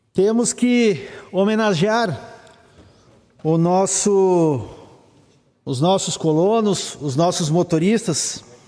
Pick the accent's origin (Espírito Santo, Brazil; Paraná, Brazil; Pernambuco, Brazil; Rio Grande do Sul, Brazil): Rio Grande do Sul, Brazil; Santa Cruz do Sul; lá na comunidade Resfreição, que é a comunidade onde eu nasci e acompanho ao longo dos anos